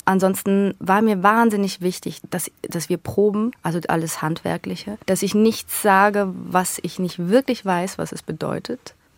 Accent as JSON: {"language": "German", "country": "Switzerland", "accent": "Swiss German", "moved": "as an adult", "lives_now": "Berlin, Germany", "said": "Dann bin ich Schweizerin."}